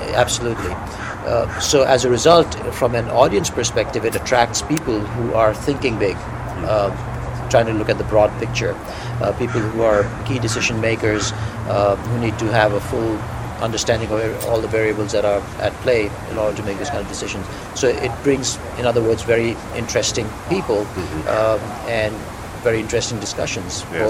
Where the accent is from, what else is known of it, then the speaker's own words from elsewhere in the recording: India; moved away as an adult; now in United States; I moved here from India, mm-hmm. where I grew up uh, about 20 years ago